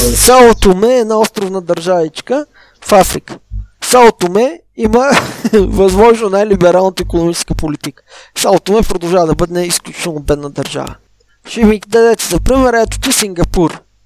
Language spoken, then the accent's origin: Bulgarian; Southern Bulgaria, Bulgaria; аз съм от Южна България